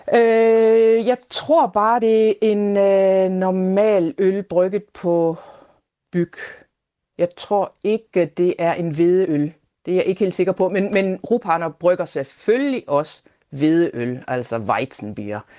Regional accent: East Jutland, Central Denmark Region, Denmark; now in Konstanz, Germany; jeg som Østjyde med stort ø

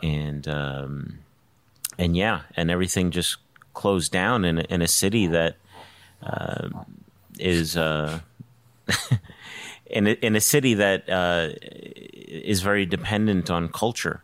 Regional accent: New York City, New York, United States; moved away as an adult; I'm from New York City

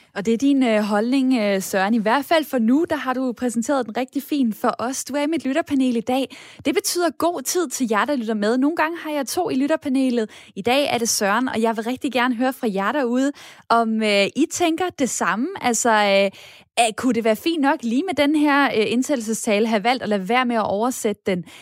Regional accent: Denmark; vi danskere

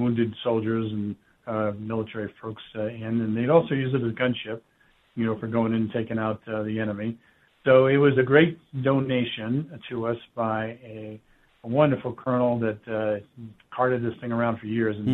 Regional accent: New York City, New York, United States; moved away as an adult; now in Colorado, United States; I grew up in the Bronx in New York

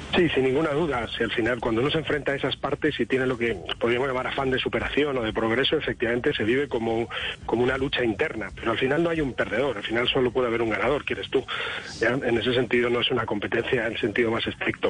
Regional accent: Spain; Yo como español

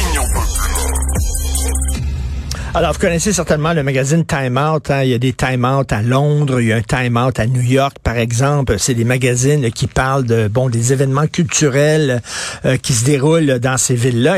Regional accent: Montreal, Quebec, Canada; je viens de Verdun, on appelle ça La Toune.

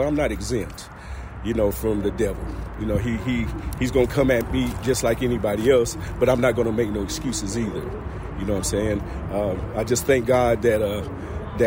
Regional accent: Rockwood, Tennessee, United States; also born or lived in Rockford, Illinois / Cleveland, Ohio; now in Knoxville, United States; I was born in Rockford, Illinois, but I was raised in Rockwood, Tennessee

